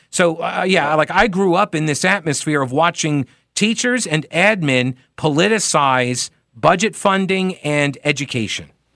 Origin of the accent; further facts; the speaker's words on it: Long Island, New York, United States; moved away; I grew up on Long Island